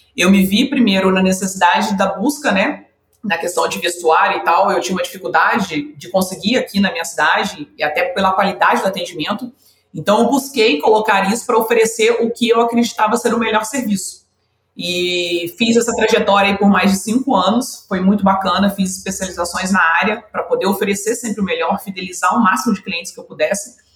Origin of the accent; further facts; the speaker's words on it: Rio de Janeiro, Brazil; eu sou aqui do Rio de Janeiro, né? Eu sou carioca